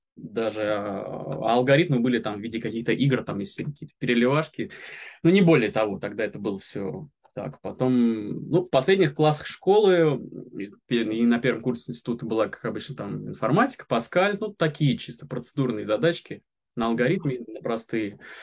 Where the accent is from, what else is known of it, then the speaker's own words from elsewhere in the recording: Reutov, Moscow Oblast, Russia; now in Moscow, Russia; Я из Москвы, ну, я из Подмосковья вообще, но сейчас в Москве живу, вот, так из Реутова